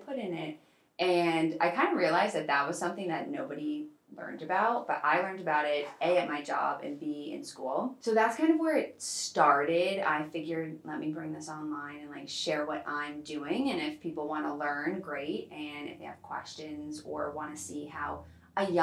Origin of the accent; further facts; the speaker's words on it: Boston, Massachusetts, United States; moved away as an adult; now in Los Angeles, United States; I'm originally from Boston, grew up in Boston, and then I moved out to LA back in August timeframe.